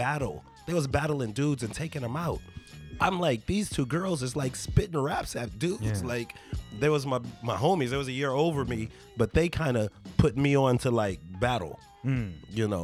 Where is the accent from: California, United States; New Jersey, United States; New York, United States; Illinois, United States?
California, United States; Inglewood; I grew up in Inglewood